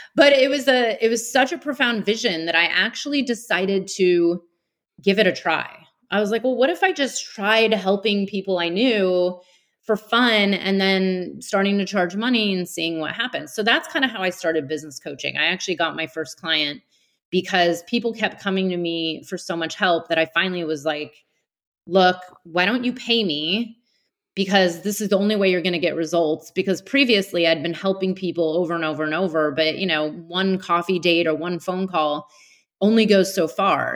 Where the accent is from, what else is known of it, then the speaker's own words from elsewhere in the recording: Bay Area outside of San Francisco, California, United States; I grew up in the Bay Area outside of San Francisco